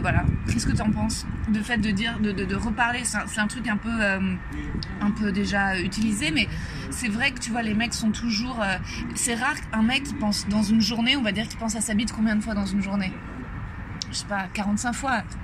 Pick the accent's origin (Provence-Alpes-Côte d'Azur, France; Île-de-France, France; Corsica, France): Île-de-France, France; Paris; je suis née à Paris, j'ai grandi à Paris, j'ai fait mon collège, mon lycée